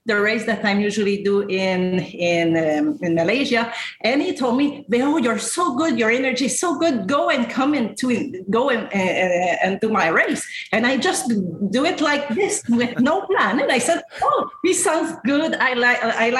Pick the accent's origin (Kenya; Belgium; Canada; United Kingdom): Canada; also born or lived in Senegal; now in Singapore; I'm Canadian